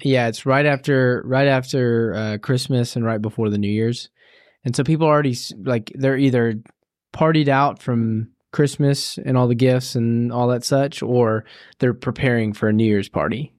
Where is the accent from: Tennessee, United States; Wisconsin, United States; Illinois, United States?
Tennessee, United States; I'm from the South, and so, uh, in Tennessee.